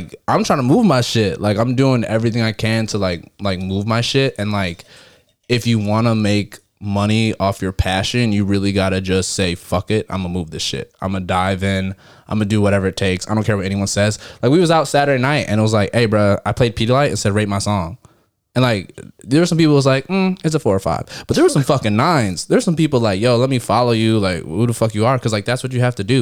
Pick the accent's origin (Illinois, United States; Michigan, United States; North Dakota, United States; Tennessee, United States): Michigan, United States; Detroit; now in Fort Worth, United States; I'm from Detroit